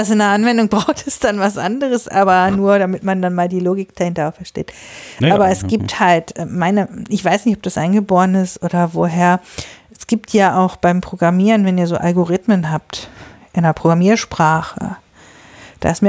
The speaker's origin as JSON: {"language": "German", "town": "Bielefeld", "region": "North Rhine-Westphalia", "country": "Germany", "also_born_or_lived": "Osnabrück", "said": "Ich komme jetzt aus Bielefeld und ich habe vorher mal in Osnabrück studiert."}